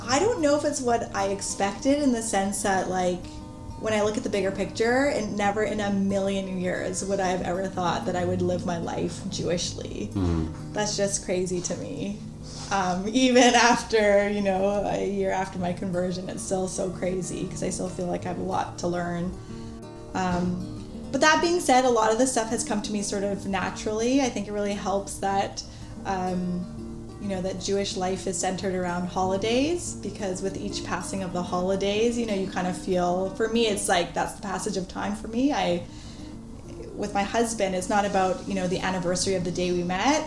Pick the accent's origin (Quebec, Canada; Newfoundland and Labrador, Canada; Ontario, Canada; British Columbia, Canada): British Columbia, Canada; Vancouver; I grew up in Vancouver